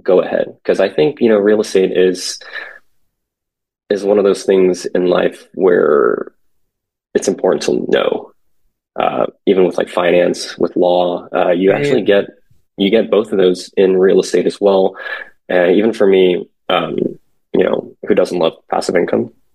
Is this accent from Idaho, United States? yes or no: no; San Francisco Bay Area, California, United States; also born or lived in South Korea; now in Los Angeles, United States; born in Korea, came to where I was raised in San Francisco Bay Area ever since I was five